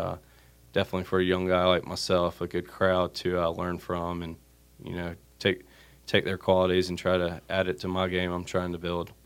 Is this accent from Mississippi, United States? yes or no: no; Wilmington, North Carolina, United States; moved away as an adult; growing up in Wilmington. it was an easy place to move back